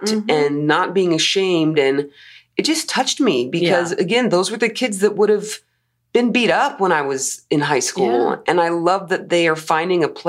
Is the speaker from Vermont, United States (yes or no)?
no; Las Cruces, New Mexico, United States; now in Utah, United States; I was raised in New Mexico